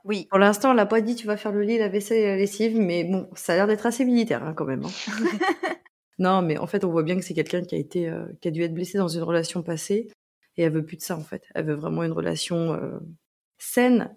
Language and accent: French; France; accent: French accent (in English); petite française avec mon accent